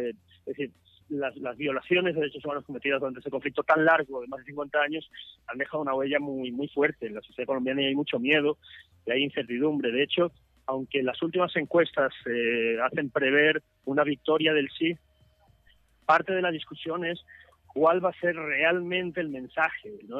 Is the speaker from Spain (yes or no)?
no; El Salvador; somos los salvadoreños